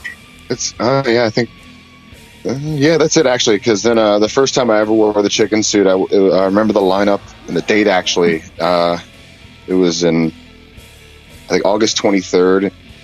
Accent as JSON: {"language": "English", "town": "Annapolis", "region": "Maryland", "country": "United States", "tie": "born or raised there", "also_born_or_lived": "Philadelphia", "moved": "yes", "said": "I'm actually originally born and raised in Annapolis, Maryland, actually."}